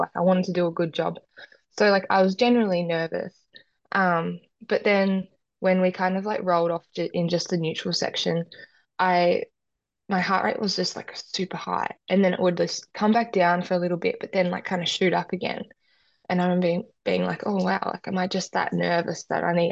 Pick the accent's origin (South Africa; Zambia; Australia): Australia; Perth, Tasmania; I grew up in Tassie